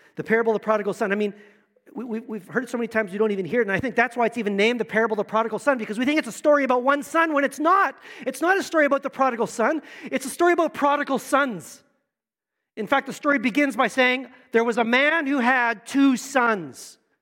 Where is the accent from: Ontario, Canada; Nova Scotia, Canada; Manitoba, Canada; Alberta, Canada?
Manitoba, Canada; also born or lived in Niverville, Manitoba; We started in Manitoba, lived in Niverville. I, my, all my family's from Manitoba